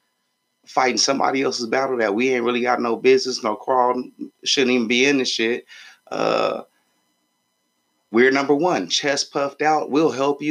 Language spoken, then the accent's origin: English; United States; I'm not North Korean. I'm American.